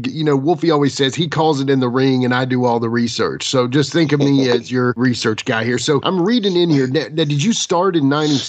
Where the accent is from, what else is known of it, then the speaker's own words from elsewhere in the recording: United States; So I'm from the Northeast Tennessee, Southwest Virginia area.